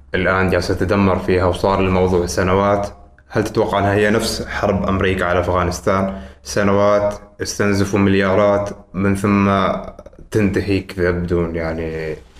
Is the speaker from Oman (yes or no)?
yes; Oman; نحن كعمانيين